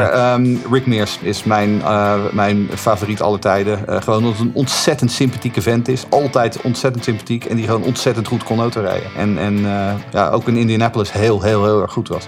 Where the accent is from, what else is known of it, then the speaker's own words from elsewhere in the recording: Netherlands; we zijn Hollanders